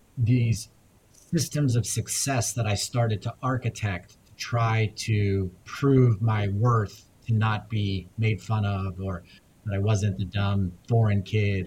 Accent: Afghanistan; moved away; I was born in Afghanistan

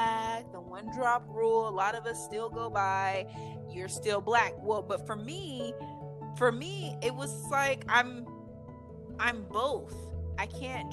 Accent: California, United States; now in New Mexico, United States; Where I was raised in California, there's a whole bunch of people that are like me

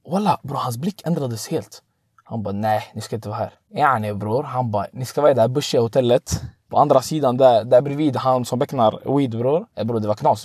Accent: Tunisia; now in Sweden; jag är från Tunisien

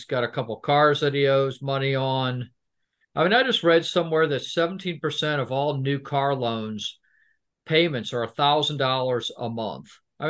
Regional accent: United States; I'm American

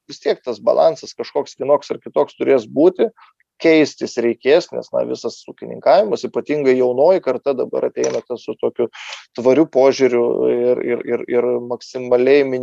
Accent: Lithuania; mes lietuviai

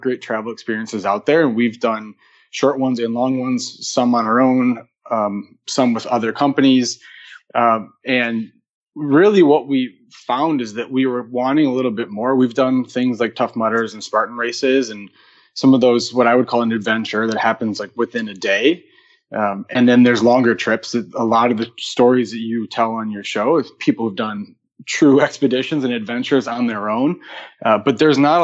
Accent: southern Wisconsin, United States; moved away as an adult; now in Chicago, United States; I grew up in the country in southern Wisconsin on a farm

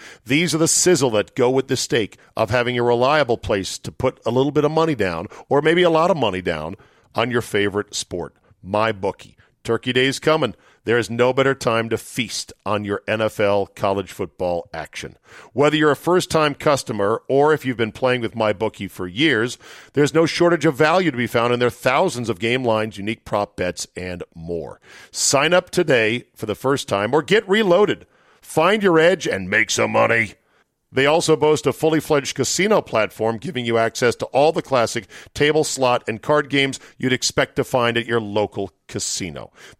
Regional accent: South Dakota, United States; born there; now in Green Bay, United States; I was born in South Dakota and raised a Vikings fan, forced to live in Green Bay.

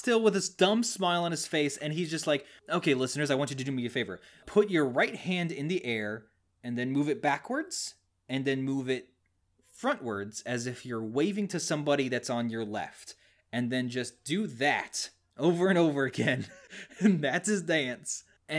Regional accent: Missouri, United States; Nah, I'm from Missouri. Close enough.

